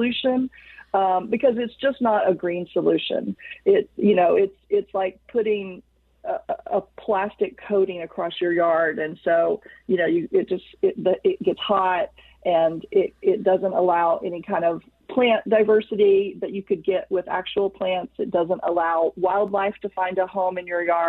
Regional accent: Texas, United States; I'm from Texas

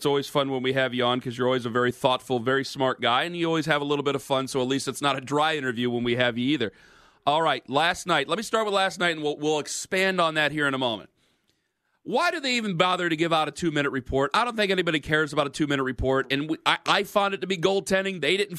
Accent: Cleveland, Ohio, United States; I'm from Cleveland

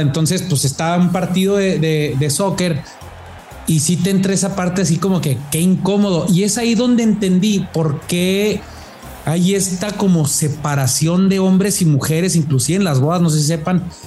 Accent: Mexico; como mexicano

